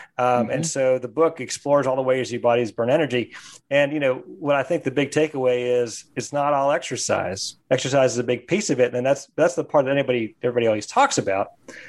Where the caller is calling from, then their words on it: Chapel Hill, North Carolina, United States; I'm calling from beautiful Chapel Hill, North Carolina.